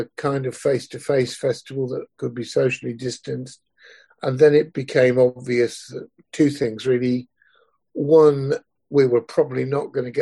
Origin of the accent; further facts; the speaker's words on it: Swindon, South West England, United Kingdom; I grew up in Wiltshire. I grew up in Stratton, just outside Swindon